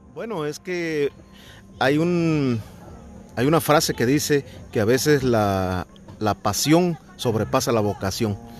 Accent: Tlalixcoyan, Veracruz, Mexico; born or raised there

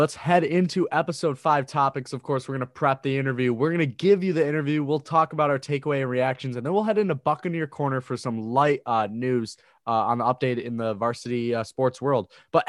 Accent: Rochester, New York, United States; I'm from Rochester, so I always hated Syracuse.

